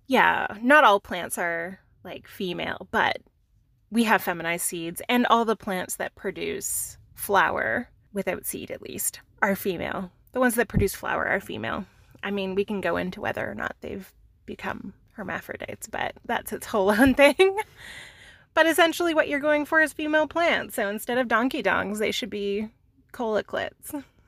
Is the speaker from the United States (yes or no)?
no; Canada; we're Canadian